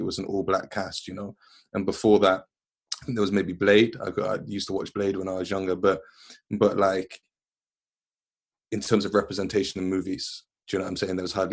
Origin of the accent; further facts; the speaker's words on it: West Midlands, United Kingdom; also born or lived in London; I grew up in the West Midlands. I was born in London. I moved to West Midlands when I was like 4.